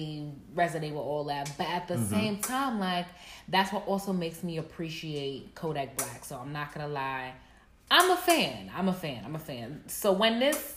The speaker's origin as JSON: {"language": "English", "country": "Nigeria", "moved": "yes", "lives_now": "Atlanta, United States", "said": "Yes, I'm also Nigerian."}